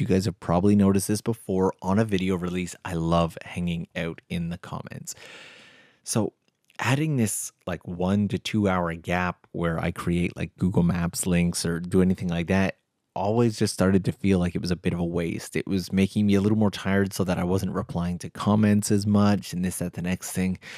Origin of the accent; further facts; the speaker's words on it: Canada; now in Tokyo, Japan; I'm Canadian